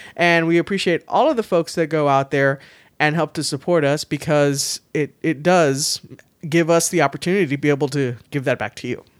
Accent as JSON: {"language": "English", "town": "San Antonio", "region": "Texas", "country": "United States", "tie": "born or raised there", "said": "I'm from San Antonio. I say I'm born, raised, and will die in San Antonio"}